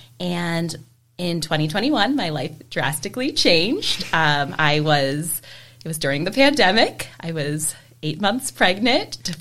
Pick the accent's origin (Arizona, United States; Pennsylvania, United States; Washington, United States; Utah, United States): Pennsylvania, United States; West Chester; So I am a Westchester native. I was born and raised in Westchester.